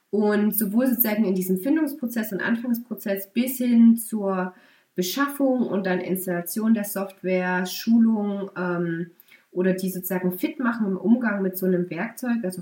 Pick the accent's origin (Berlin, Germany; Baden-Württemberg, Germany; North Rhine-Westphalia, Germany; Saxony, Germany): Saxony, Germany; bin aufgewachsen in Sachsen und bin nach verschiedenen Auslandsaufenthalten ähm, in Bayern erstmal gelandet, habe dort studiert.